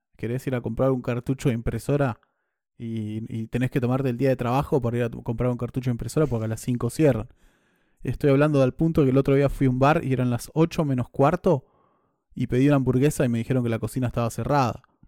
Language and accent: Spanish; Argentina; moved away; siendo argentino